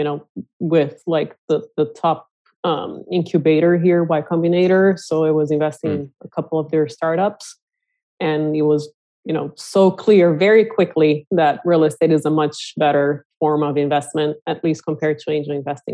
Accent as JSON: {"language": "English", "country": "Brazil", "tie": "born or raised there", "also_born_or_lived": "Silicon Valley", "moved": "as an adult", "lives_now": "United States", "said": "I'm originally from Brazil and was born and raised in a small ranch in a small town, and I was blessed enough to come here when I was 18"}